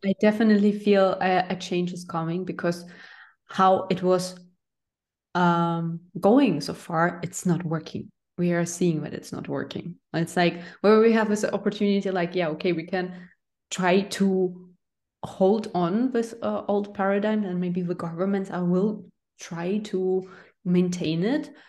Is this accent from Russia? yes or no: yes; Russia; I'm from Russia